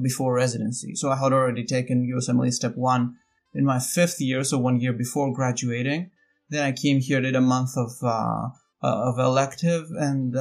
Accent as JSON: {"language": "English", "town": "Athens", "region": "Attica", "country": "Greece", "tie": "born or raised there", "moved": "as an adult", "lives_now": "United States", "said": "I am from Athens, Greece. I grew up there."}